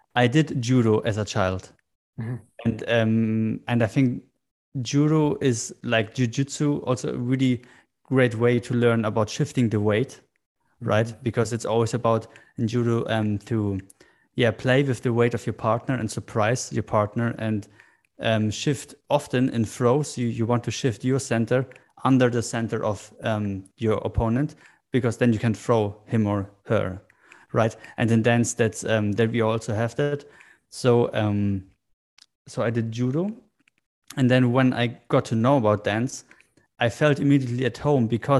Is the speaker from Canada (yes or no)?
no; Germany; I grew up in Germany